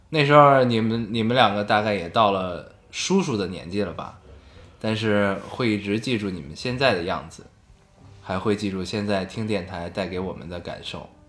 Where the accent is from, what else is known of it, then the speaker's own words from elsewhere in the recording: Beijing, China; 我们生活在北京啊